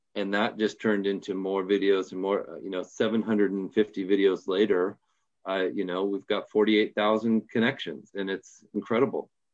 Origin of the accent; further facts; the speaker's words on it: Portland, Oregon, United States; I'm from Portland, Oregon, uh, the great Northwest, and, um, born and raised here